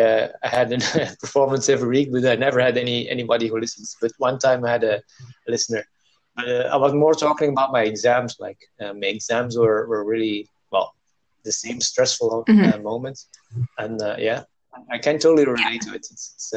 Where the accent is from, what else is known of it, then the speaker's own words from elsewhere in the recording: South India, India; born there; I really have to go back to where I was born. I was born in South India.